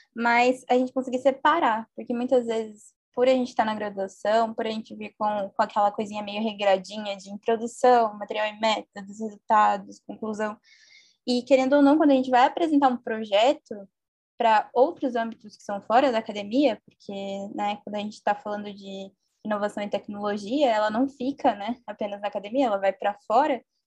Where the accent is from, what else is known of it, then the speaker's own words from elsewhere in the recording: interior of São Paulo, Brazil; sou do interior de São Paulo